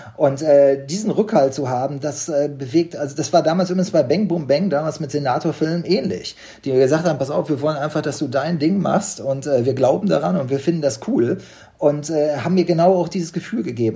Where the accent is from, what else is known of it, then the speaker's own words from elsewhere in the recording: Unna, North Rhine-Westphalia, Germany; moved away; Ich komme aus Unna, das ist ja nicht weit weg. Wir wohnen beide schon lange nicht mehr